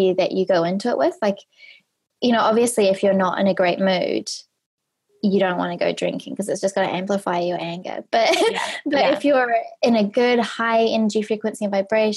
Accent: New Zealand; moved away as an adult; also born or lived in Australia; when I was 18, I moved from New Zealand to Australia

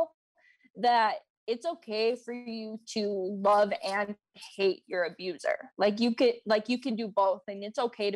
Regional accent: Minnesota, United States; I'm from Minnesota and I am 30 years old.

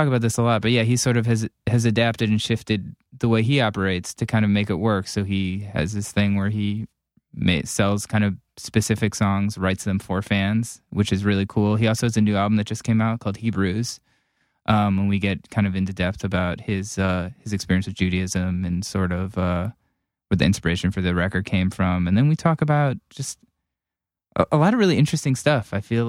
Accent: Cleveland, Ohio, United States

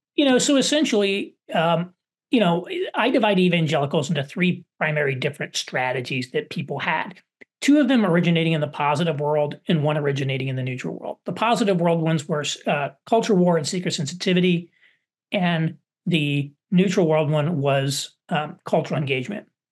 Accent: Southern Indiana, United States; where I grew up in Southern Indiana

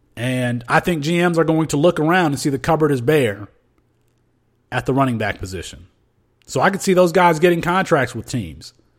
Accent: Michigan, United States; moved away; my home state in Michigan.

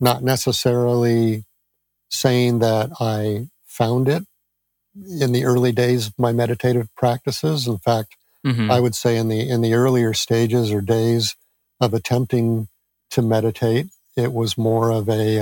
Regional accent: near San Francisco, California, United States; I grew up near San Francisco

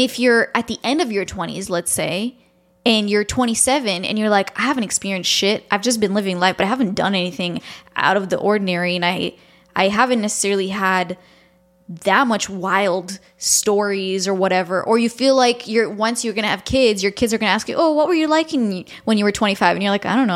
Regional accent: Toronto, Ontario, Canada; moved away; I grew up in Toronto, I was there for a long time

